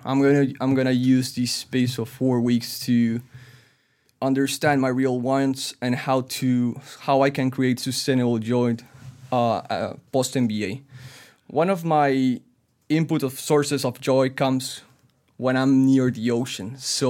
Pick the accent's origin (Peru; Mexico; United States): Peru; Lima; moved away as an adult; now in Toronto, Canada; I was born, raised, and married in Lima, Peru.